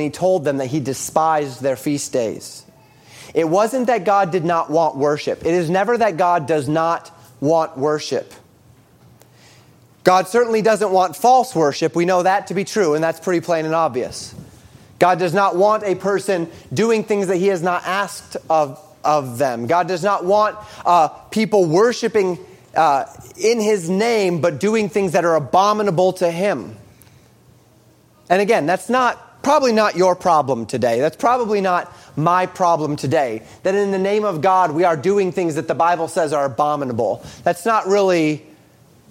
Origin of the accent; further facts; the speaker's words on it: Colorado, United States; when I was growing up in Colorado